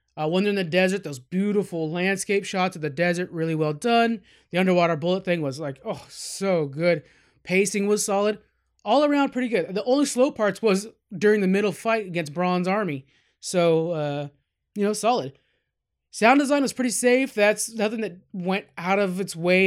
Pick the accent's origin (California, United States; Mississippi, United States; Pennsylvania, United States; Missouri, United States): California, United States; we're from California